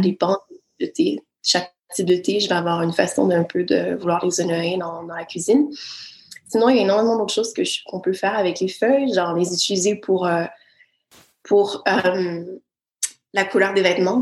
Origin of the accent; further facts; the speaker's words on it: Quebec, Canada; moved away; je suis du Québec